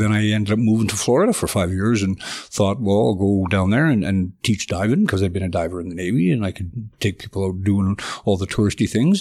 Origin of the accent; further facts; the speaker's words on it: southern Alberta, Canada; also born or lived in Edmonton; I was born in Edmonton, but moved to southern Alberta when I was about five and then stayed there till I was eighteen